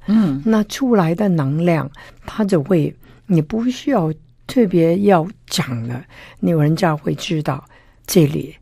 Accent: Guangdong, China; now in Taiwan; 我们广东人就不懂这个

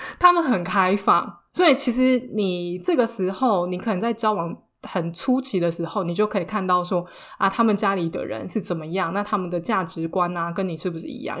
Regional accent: Taiwan; now in France; 朋友之间就像我们台湾人一样

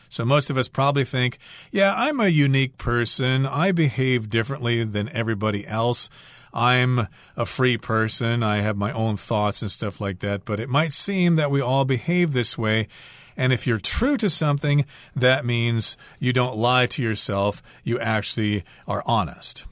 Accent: United States; I'm American

